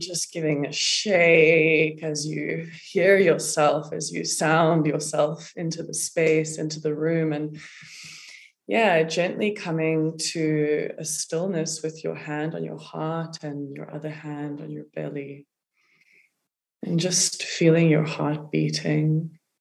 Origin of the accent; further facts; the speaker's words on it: South Africa; growing up in South Africa